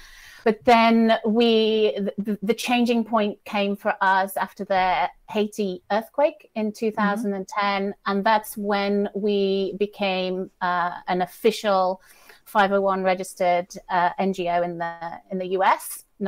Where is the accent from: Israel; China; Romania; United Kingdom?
United Kingdom; now in Italy; I live in Italy, North Italy usually, although I am British, as you might tell from my accent, but I'm actually in Dublin today